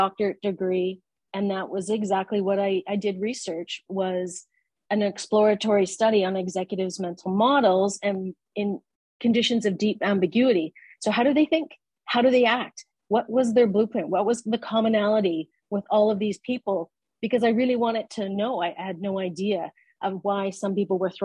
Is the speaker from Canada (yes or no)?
yes; Canada; moved away as an adult; now in Abu Dhabi, United Arab Emirates; I'm a Canadian, and I've lived here in the Middle East. I live in Abu Dhabi in the United Arab Emirates. I've been here for about 15 years.